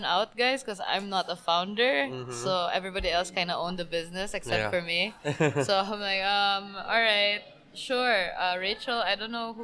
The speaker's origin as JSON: {"language": "English", "area": "Bohol", "region": "Central Visayas", "country": "Philippines", "second_language": "English", "moved": "yes", "lives_now": "Cebu, Philippines", "said": "It kind of reminded me of home. Because I'm from Bohol"}